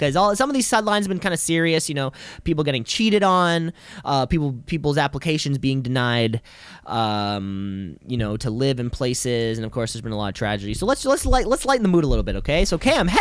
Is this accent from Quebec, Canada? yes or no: no; Ontario, Canada; we are from Ontario.